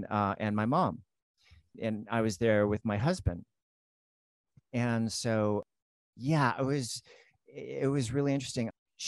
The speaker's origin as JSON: {"language": "English", "region": "Hawaii", "country": "United States", "tie": "born or raised there", "said": "up in Hawaii, totally immersed in the whole Polynesian culture. And it's interesting to me because I was raised in the Greek church. I was raised Greek."}